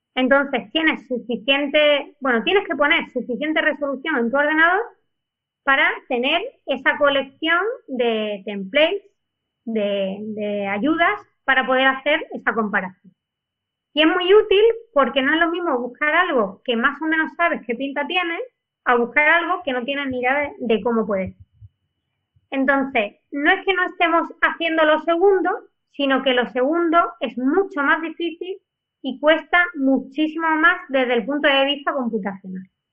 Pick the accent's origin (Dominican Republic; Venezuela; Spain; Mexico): Spain; como los españoles tenemos dos apellidos